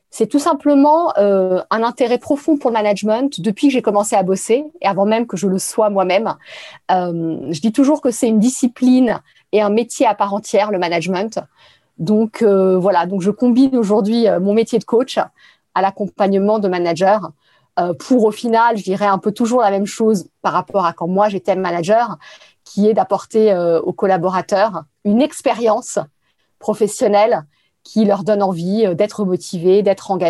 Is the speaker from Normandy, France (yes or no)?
no; Paris, Île-de-France, France; Je suis euh, parisienne.